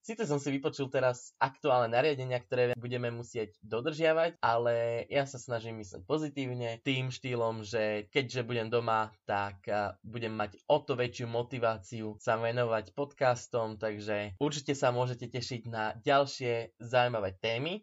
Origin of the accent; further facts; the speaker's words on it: Slovakia; ja ako Slovák som sa nezaprel